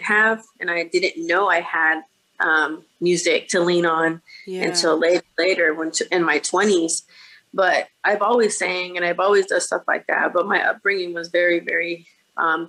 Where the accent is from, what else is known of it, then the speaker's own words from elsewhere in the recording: Bakersfield, California, United States; I was born and raised in Bakersfield, California, which is probably about 2 hours out from